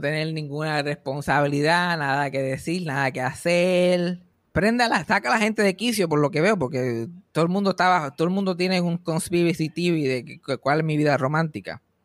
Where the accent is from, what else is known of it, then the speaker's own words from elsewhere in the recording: Mayagüez, Puerto Rico; mi pueblo de Mayagüez